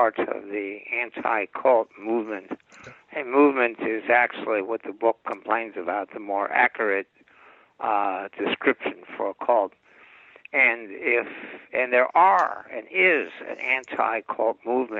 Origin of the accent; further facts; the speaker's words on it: Los Angeles, California, United States; I grew up in West Los Angeles